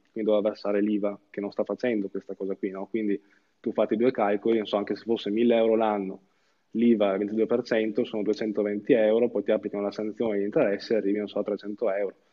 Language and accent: Italian; Verona, Veneto, Italy; io sono di Verona